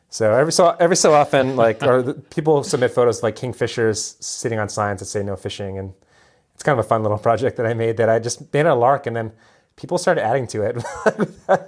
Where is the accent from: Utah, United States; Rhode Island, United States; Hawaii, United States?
Hawaii, United States; moved away as an adult; also born or lived in Western Massachusetts; growing up in Hawaii